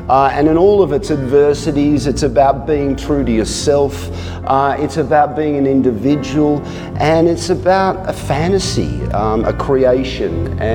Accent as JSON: {"language": "English", "town": "Melbourne", "region": "Victoria", "country": "Australia", "tie": "born or raised there", "said": "my hometown of Melbourne"}